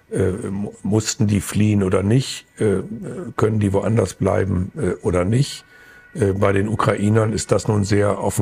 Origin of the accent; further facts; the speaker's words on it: Burgwedel, Lower Saxony, Germany; In meine Heimatgemeinde Burgwedel ist eine Familie gekommen aus Afghanistan.